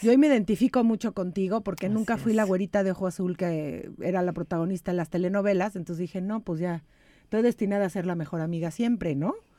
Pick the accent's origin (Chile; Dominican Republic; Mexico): Mexico; now in United States; los mexicanos que nos salimos de México